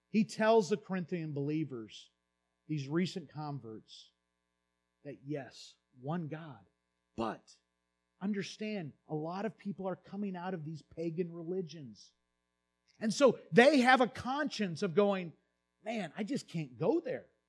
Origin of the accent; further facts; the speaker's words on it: United States; I grew up in the United States